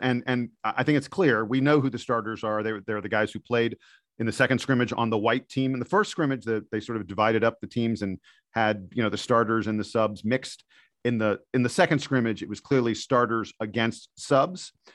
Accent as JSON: {"language": "English", "region": "East Coast", "country": "United States", "said": "I'm from the East Coast"}